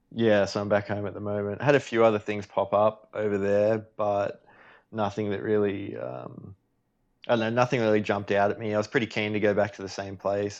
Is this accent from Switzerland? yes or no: no; Australia; me being Australian